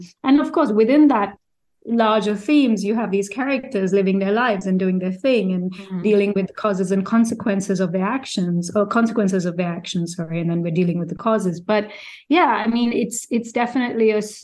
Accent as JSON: {"language": "English", "region": "Uttar Pradesh", "country": "India", "also_born_or_lived": "Delhi", "said": "I'm from North India, I spent, you know, I'm from UP, and I spent all my early aughts in Delhi as a journalist"}